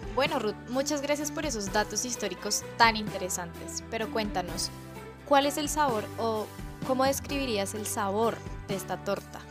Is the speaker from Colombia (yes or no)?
yes; Colombia; es nuestra favorita como colombianos